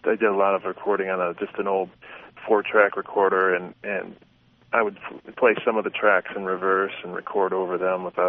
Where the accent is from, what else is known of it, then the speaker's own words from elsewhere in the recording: Cleveland, Ohio, United States; also born or lived in Los Angeles; now in Las Vegas, United States; I'm actually from Cleveland, Ohio, but I live in Las Vegas part of the year now